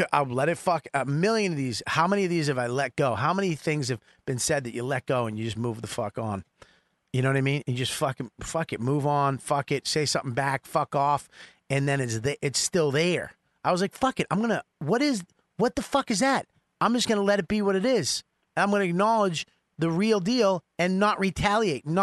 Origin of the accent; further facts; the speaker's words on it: Boston, Massachusetts, United States; I'm from Boston